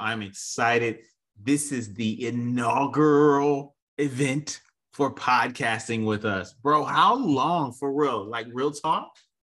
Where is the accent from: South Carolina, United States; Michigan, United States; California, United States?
Michigan, United States; Detroit; also born or lived in Nashville, Tennessee; now in Memphis, United States; I'm from Detroit